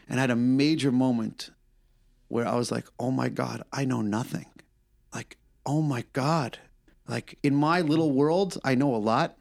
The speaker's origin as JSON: {"language": "English", "region": "New York", "country": "United States", "said": "I'm a New Yorker"}